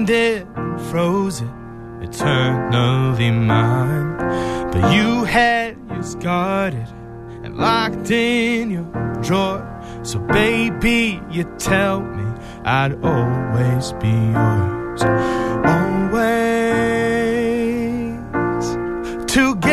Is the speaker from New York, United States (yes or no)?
no; St. Louis, Missouri, United States; now in Boston, United States; I'm originally from St. Louis, Missouri, but I've been in Boston since 2008.